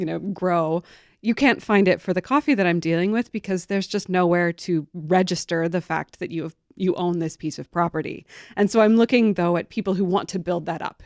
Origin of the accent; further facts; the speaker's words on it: Humboldt County, California, United States; I grew up in Humboldt County